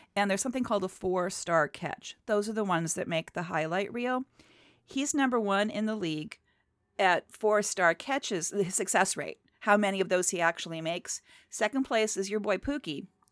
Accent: outside of Cleveland, Ohio, United States; I grew up outside of Cleveland.

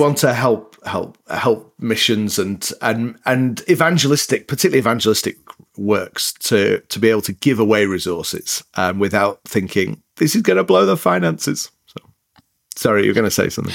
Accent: Leeds, Yorkshire and the Humber, United Kingdom; accent: northern, a bit mixed up; moved away as an adult; also born or lived in Northern Ireland / north of England; now in United States; a place called Leeds in the north of England is where I grew up

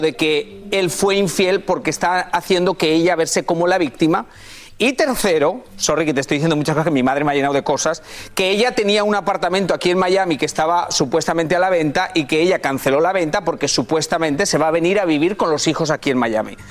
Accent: Spain; moved away; soy español

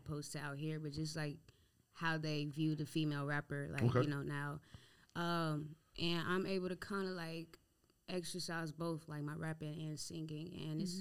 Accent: Creedmoor, North Carolina, United States; I'm from North Carolina. I'm from, like, I don't know if y'all have ever even heard of the city. It's called Creedmoor.

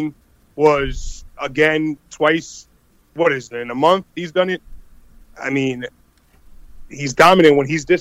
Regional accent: Springfield, Massachusetts, United States; I'm from Springfield, Mass.

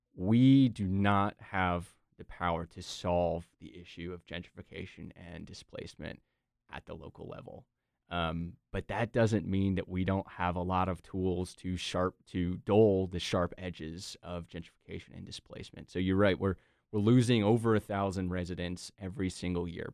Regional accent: Durham, North Carolina, United States; I was born and raised in Durham

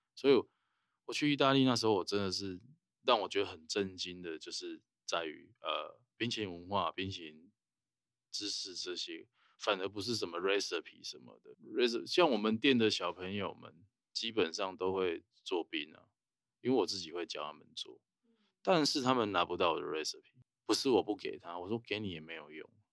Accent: Taiwan; 我们台湾人

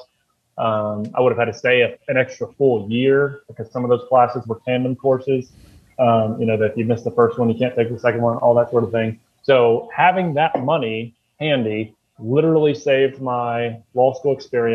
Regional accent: Frankfort, Kentucky, United States; also born or lived in Louisville, Kentucky; I was working in my hometown of Frankfort

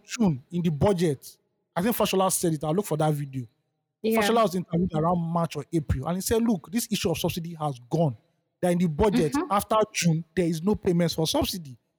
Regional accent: Nigeria; I'm benefiting as a Nigerian

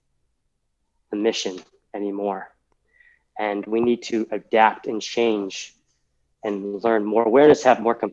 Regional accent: Massachusetts, United States; moved away as an adult; also born or lived in Texas; I grew up in Massachusetts. 24 years, right? Inside a very small Massachusetts bubble

